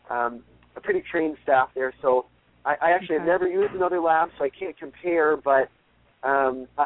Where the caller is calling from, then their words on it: San Diego, California, United States; from San Diego.